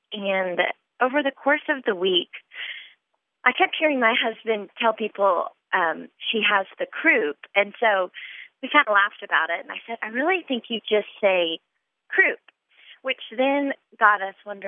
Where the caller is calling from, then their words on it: Dallas, Texas, United States; I'm calling from Dallas